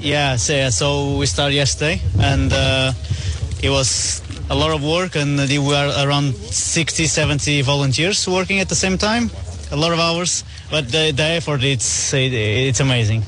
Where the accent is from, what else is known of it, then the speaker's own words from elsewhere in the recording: Portugal; I'm from Portugal. Portugal